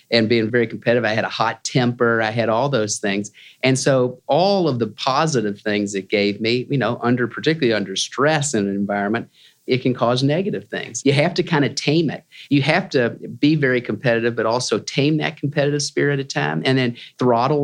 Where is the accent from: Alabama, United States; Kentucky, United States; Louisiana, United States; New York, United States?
Kentucky, United States; Louisville; I grew up in Louisville, Kentucky